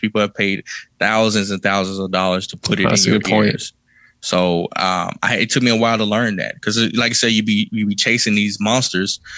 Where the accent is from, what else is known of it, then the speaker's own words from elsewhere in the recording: Kilmichael, Mississippi, United States; I grew up in Kilmaka, Mississippi